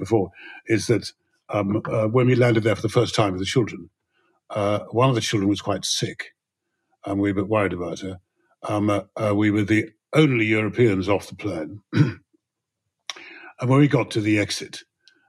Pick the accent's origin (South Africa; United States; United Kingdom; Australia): United Kingdom; England; being a white Englishman